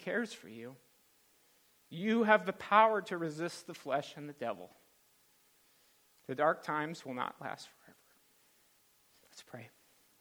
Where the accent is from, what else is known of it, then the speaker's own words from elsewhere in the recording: California, United States; to California, where I was born.